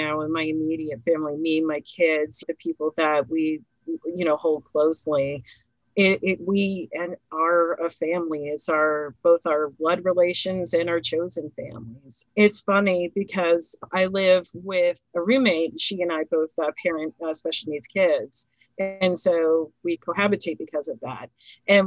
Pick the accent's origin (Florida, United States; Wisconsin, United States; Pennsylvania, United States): Pennsylvania, United States; Philadelphia; we're all from Philly